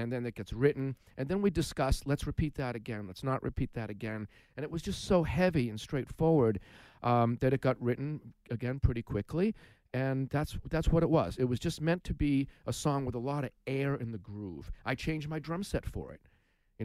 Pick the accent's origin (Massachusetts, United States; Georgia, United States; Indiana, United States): Massachusetts, United States; growing up in Mass, for me, it's all about sports